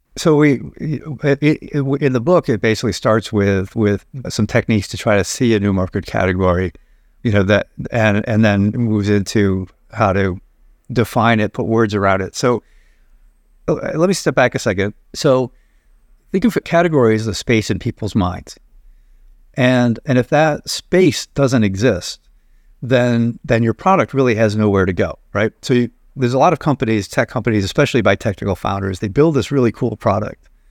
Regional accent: Binghamton, New York, United States; I grew up in Binghamton, New York

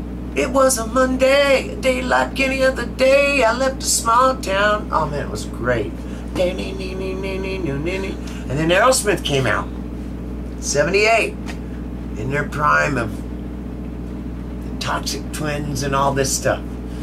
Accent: Georgetown, California, United States; also born or lived in Texarkana, Arkansas; When I was 2 years old, we moved from Texarkana, Arkansas, where I was born. And then we moved to Georgetown, California.

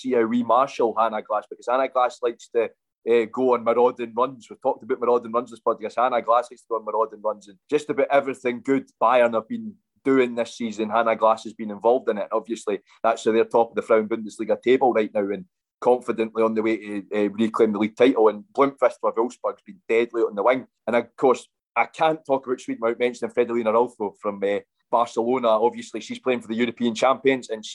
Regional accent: Scotland, United Kingdom; as a Scotsman

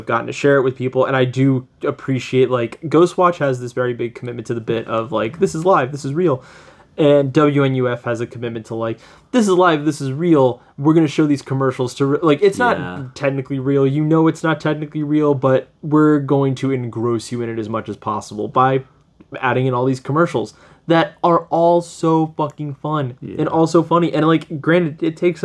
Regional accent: United States; I am American

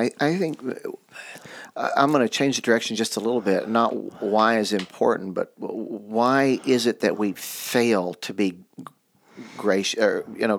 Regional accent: United States; I've never lived anywhere but in the United States

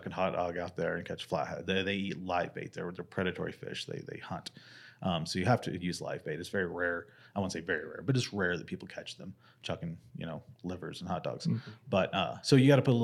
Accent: the Ozarks, United States; now in Arizona, United States; I grew up in the Ozarks where all of our rivers were smallmouth fisheries

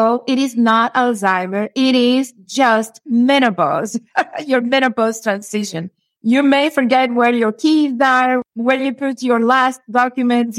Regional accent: Cuba; moved away as an adult; now in Houston, United States; I'm originally from Cuba. And in my country, I used to work with people a lot

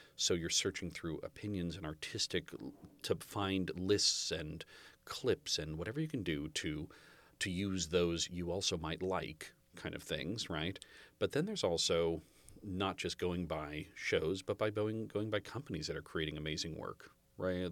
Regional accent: Half Moon Bay, California, United States; I was born in Half Moon Bay.

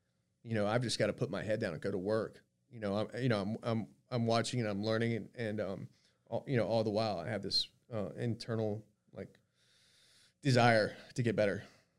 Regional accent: Myrtle Beach, South Carolina, United States; And so soon after that, I moved back to my hometown of Myrtle Beach.

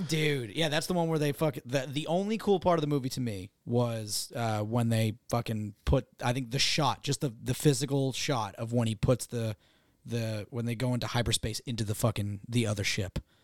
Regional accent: Massachusetts, United States; I'm from Massachusetts

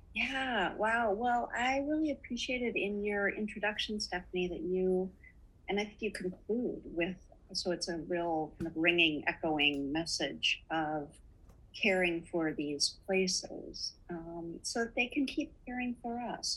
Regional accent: Duluth, Minnesota, United States; We were so lucky to grow up in Duluth, Minnesota, in northern Minnesota

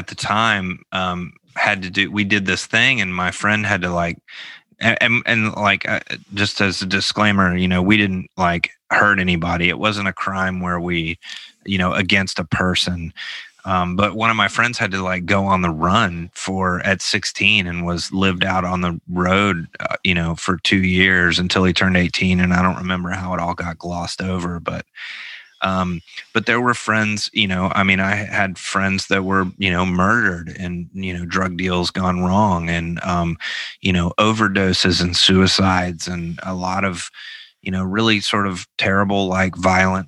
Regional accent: Memphis, Tennessee, United States; growing up in Memphis in the 90s

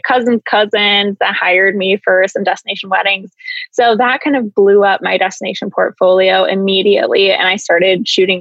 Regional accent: Iowa, United States; also born or lived in Chandler, Arizona; growing up in Iowa, we kind of get the same kind of Midwest thing

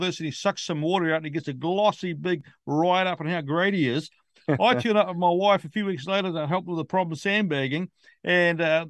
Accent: New Zealand; as a Kiwi, as a New Zealander.

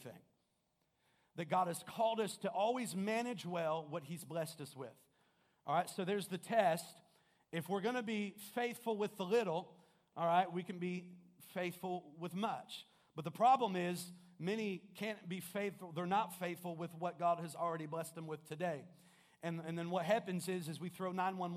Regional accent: Kokomo, Indiana, United States; I'm originally from Kokomo

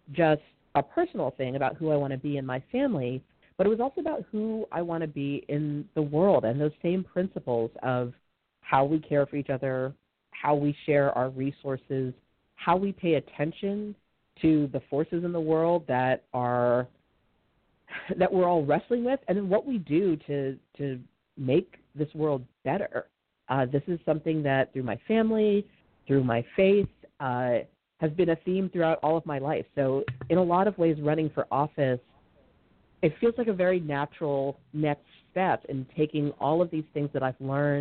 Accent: Massachusetts, United States; now in Montgomery County, Maryland, United States; I was born up in Massachusetts

